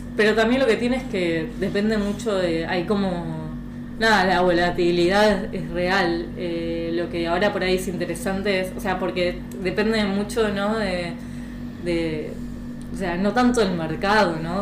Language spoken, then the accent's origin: Spanish; Argentina; moved away as an adult; also born or lived in France / Boston, United States; yo soy de Argentina, mis papás venden ropa, o son comerciantes